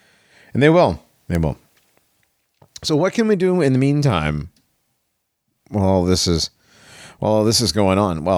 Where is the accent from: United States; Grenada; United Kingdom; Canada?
United States; I'm American.